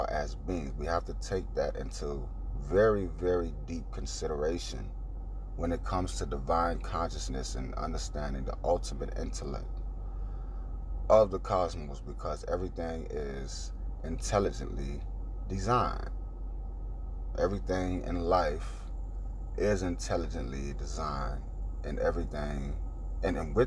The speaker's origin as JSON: {"language": "English", "town": "Orlando", "region": "Florida", "country": "United States", "tie": "born or raised there", "said": "I was born in Orlando, Florida, in a birthing center"}